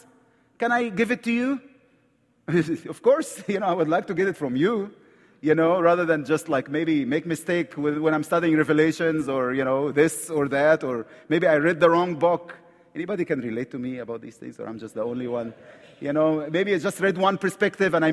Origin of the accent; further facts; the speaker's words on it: Egypt; accent: Egyptian; English is a second language; I'm from Egypt, right from the Middle East